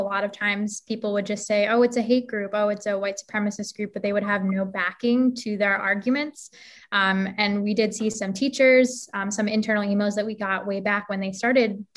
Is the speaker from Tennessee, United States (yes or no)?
no; Lake County, Illinois, United States; I'm from the Lake County area